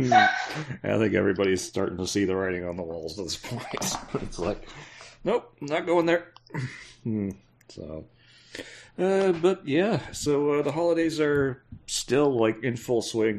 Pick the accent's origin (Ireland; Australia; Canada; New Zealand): Canada; I'm Canadian, I'm supposed to be used to it